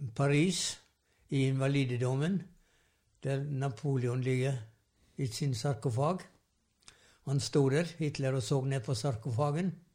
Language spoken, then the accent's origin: Norwegian; Sævareid, Vestland, Norway; Jeg vokste opp i Sævarei, ei um, kystbygd på Vestlandet